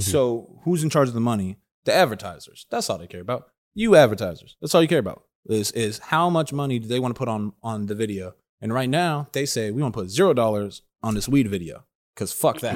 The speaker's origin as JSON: {"language": "English", "region": "Southern California", "country": "United States", "tie": "born or raised there", "said": "I grew up in Southern California"}